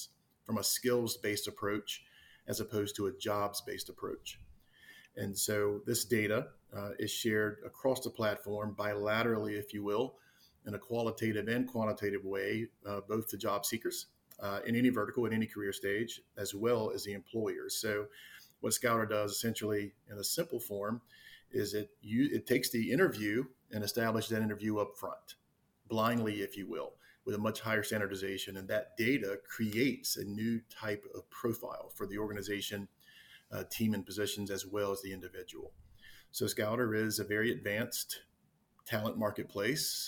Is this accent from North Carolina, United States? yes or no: yes; Wilmington, North Carolina, United States; also born or lived in Raleigh, North Carolina; I am from the Wilmington, North Carolina area. I grew up on the East Coast of the U.S.